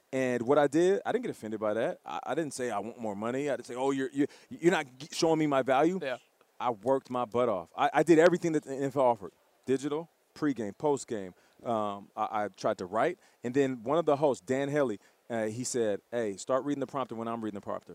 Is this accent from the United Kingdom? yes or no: no; Canada; I'm Canadian